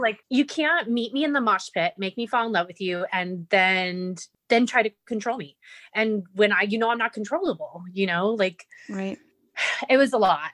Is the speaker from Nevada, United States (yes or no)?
yes; Las Vegas, Nevada, United States; also born or lived in California; my mom sent me away to live here in Vegas with my dad and my grandmother. And um, I think I was six years old, maybe seven and um, I've been here ever since.